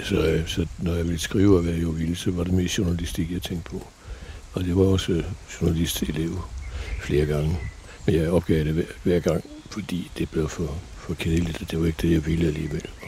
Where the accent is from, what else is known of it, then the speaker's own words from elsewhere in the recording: Odder, Central Denmark Region, Denmark; also born or lived in Paris; now in Brabrand, Denmark; i Odder, hvor, øh, hvor jeg voksede op